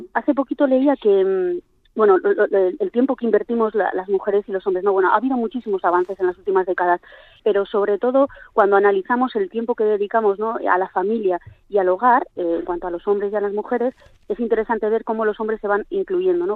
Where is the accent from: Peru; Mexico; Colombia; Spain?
Spain; Ribera de Navarra, Navarre; now in Vitoria, Spain; la página de mi, de mi pueblo eh, a Sagra, en la Ribera de Navarra